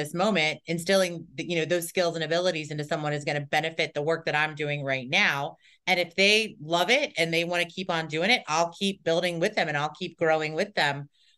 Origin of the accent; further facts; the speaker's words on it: Cincinnati, Ohio, United States; moved away; I grew up in Cincinnati